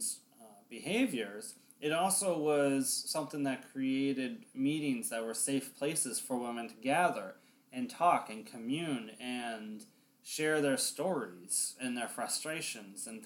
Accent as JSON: {"language": "English", "town": "Olympia", "region": "Washington", "country": "United States", "tie": "born or raised there", "said": "my hometown, Olympia, Washington"}